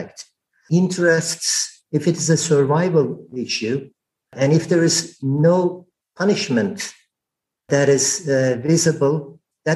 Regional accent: Turkey; moved away; I am Turkish.

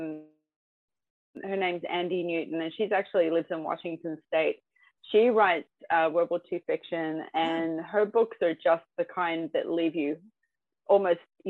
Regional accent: Australia; also born or lived in United Kingdom; I'm from Australia and I live in Australia. My dad's English, mum's American

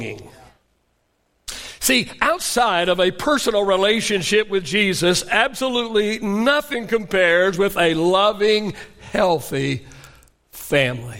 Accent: Oklahoma, United States; I grew up in Oklahoma, so we called it supper

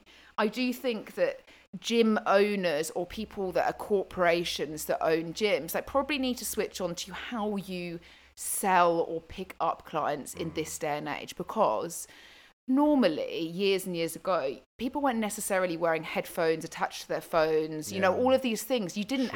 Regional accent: Zimbabwe; I'm from Zimbabwe.

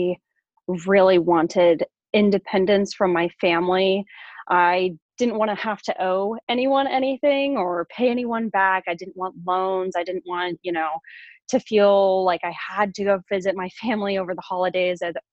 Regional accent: Sugar Land, Texas, United States; moved away as an adult; now in Virginia, United States; I grew up in Sugar Land, Texas

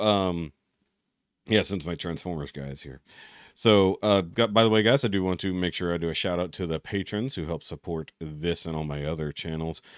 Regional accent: Texas, United States; as a Texan

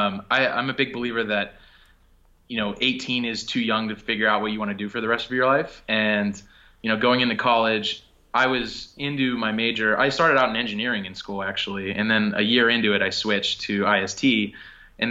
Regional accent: Pittsburgh, Pennsylvania, United States; moved away as an adult; also born or lived in New York City; I'm from Pittsburgh originally. I moved to New York to take an internship there

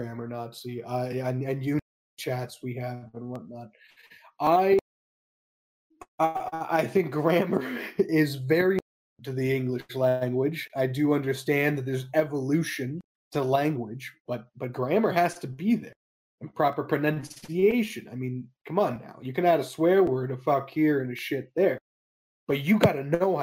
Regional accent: Canada; Middle-class Canadian

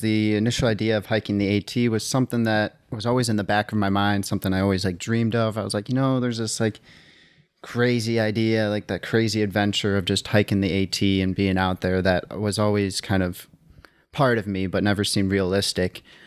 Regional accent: outside Milwaukee, Wisconsin, United States; moved away; I grew up in Wisconsin, outside Milwaukee

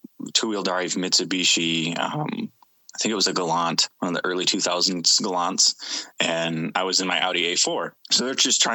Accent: Grand Rapids, Michigan, United States; also born or lived in Jackson, Michigan / Newaygo, Michigan; grew up mostly in the Grand Rapids area

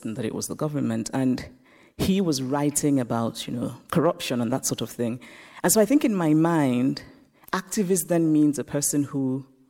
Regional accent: Nigeria; moved away; also born or lived in United States; I grew up in Nigeria, I grew up under military dictatorships

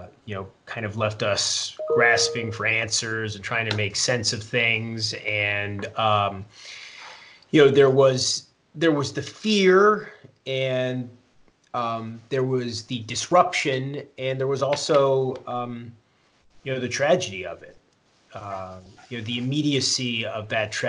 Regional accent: New York City, New York, United States; now in Westport, Connecticut, United States; My hometown is New York City.

